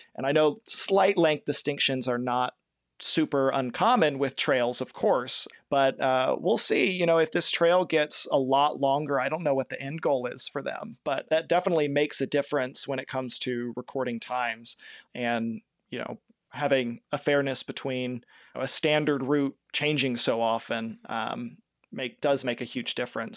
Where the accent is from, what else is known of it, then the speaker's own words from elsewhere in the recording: Kentucky, United States; I'm from Kentucky. I'm from not too far away from the Shell Toy Trace.